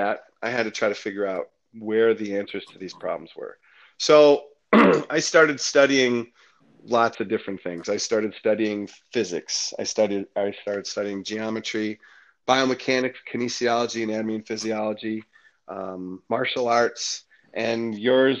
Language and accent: English; Detroit, Michigan, United States; growing up in Detroit